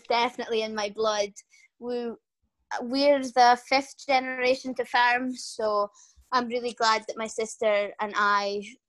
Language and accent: English; Scotland, United Kingdom; from Bigton Farm on Shetland. We have about 90 cows, 500 sheep, and grow 60 acres of barley. Our farm is situated near St Ninian's Isle, the lovely, beautiful Tombolo that we have on Shetland.